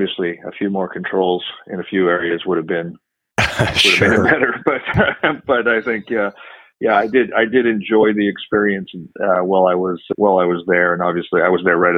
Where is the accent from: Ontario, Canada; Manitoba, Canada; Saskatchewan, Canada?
Saskatchewan, Canada; moved away as an adult; also born or lived in Calgary, Alberta, Canada; now in Houston, United States; I grew up in Canada, in Saskatchewan, Canada. My dad was a farmer.